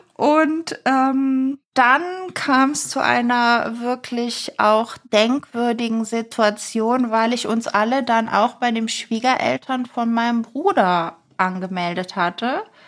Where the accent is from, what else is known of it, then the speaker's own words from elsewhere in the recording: Eifel, Germany; in meiner Heimatstadt, äh, in der Eifel